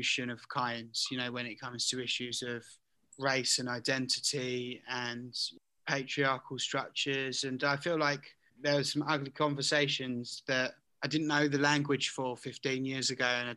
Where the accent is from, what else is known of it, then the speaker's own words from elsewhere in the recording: Southend-on-Sea, East of England, United Kingdom; was born into a working class household as a British Asian in Southend.